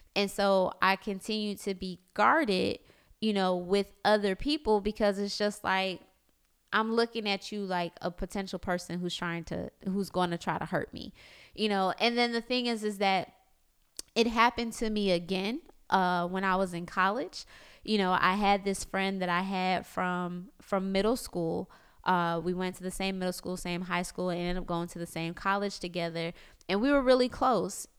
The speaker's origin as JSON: {"language": "English", "region": "South Florida", "country": "United States", "tie": "born or raised there", "moved": "as an adult", "lives_now": "Orlando, United States"}